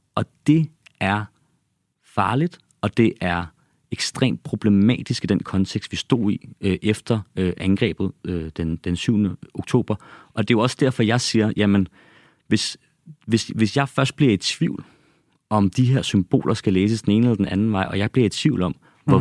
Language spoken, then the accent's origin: Danish; Copenhagen, Capital Region of Denmark, Denmark; also born or lived in Ballerup; Jeg er opvokset og født i København, opvokset i Ballerup og på Christianshavn.